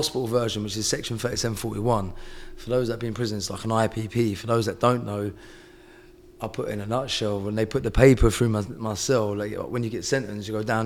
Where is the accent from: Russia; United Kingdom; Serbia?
United Kingdom; I'm some kid from the South Coast.